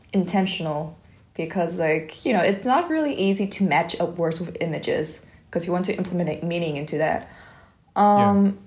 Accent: Vietnam; English is a second language; moved away; I'm come from Viet

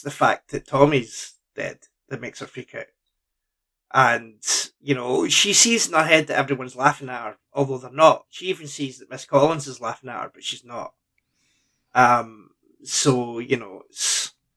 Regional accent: Lanark, Scotland, United Kingdom; I'm from Lanark

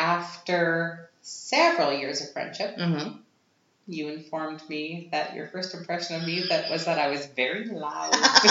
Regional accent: 10 kilometers east of Vancouver, British Columbia, Canada; moved away as an adult; now in Vienna, Austria; The last 10 years before I moved here, I was living in Vancouver, but I grew up 10 kilometers east of Vancouver

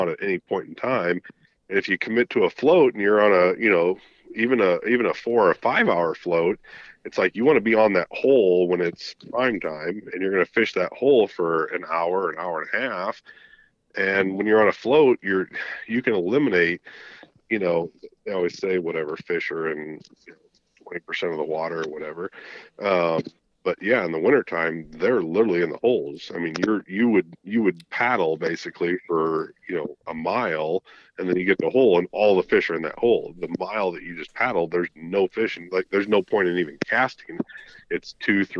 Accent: Illinois, United States; I'm from Illinois

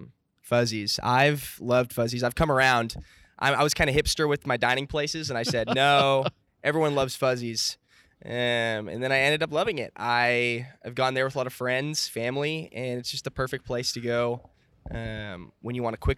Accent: Tulsa, Oklahoma, United States; I'm from Tulsa, and I went to Bishop Kelly High School.

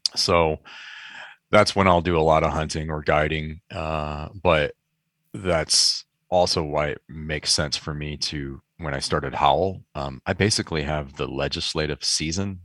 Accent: Michigan, United States; moved away as an adult; also born or lived in Chicago; now in San Francisco Bay Area, United States; I grew up in Michigan for I think still most of my life, or maybe it's about even now, twenty-some years in Michigan

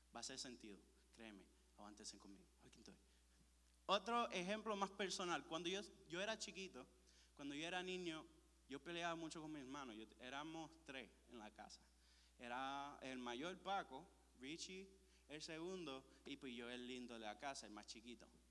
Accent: Puerto Rico; Yo soy de Puerto Rico

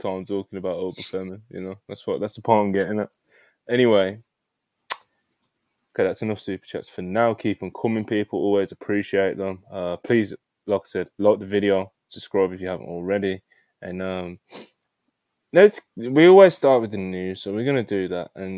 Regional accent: Jamaica; I'm Jamaican

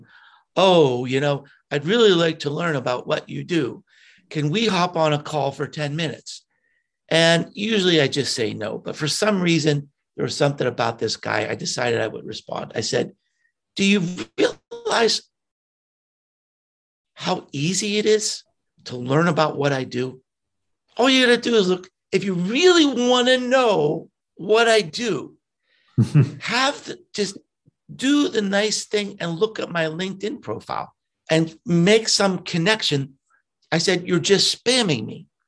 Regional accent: Pittsburgh, Pennsylvania, United States; moved away; I grew up in Pittsburgh and had not been back there for decades

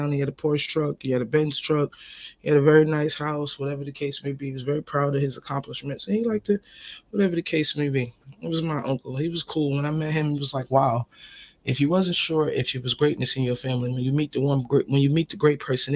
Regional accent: United States; also born or lived in Trinidad and Tobago (ancestry); now in Southern United States; I'm a Northern person. I come from the North, you know. New York, New Jersey, we're proud.

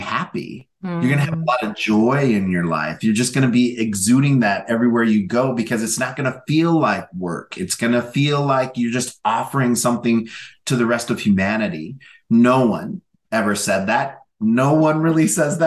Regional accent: North Central Minnesota, United States; moved away; also born or lived in Southern Oregon; growing up in North Central Minnesota

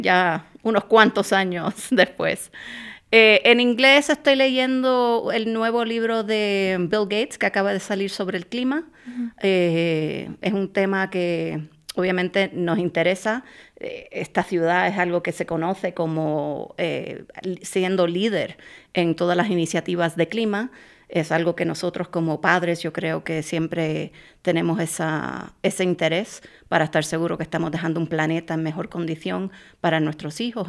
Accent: Puerto Rico; moved away as an adult; also born or lived in Boston; now in Minnesota, United States; me mudé eh, de nuevo a Puerto Rico, que es de donde yo soy

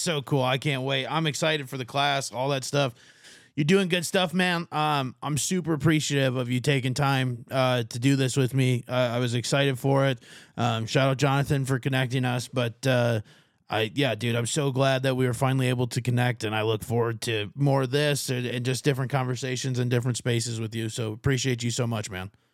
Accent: Martin County, Minnesota, United States; moved away as an adult; now in Arizona, United States; I'm from Martin County, Minnesota is my home county

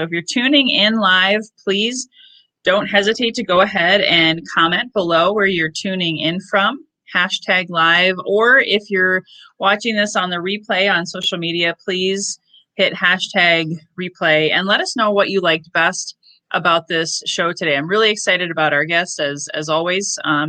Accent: Northwest Iowa, United States; moved away; also born or lived in Minneapolis; I grew up in Northwest Iowa, but I went all the way to Minneapolis.

